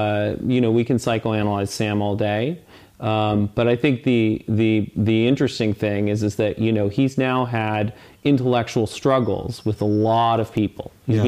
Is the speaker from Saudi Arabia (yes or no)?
yes; Saudi Arabia; born there; And I was born in Saudi Arabia. I lived in, you know, a little bit in the Middle East.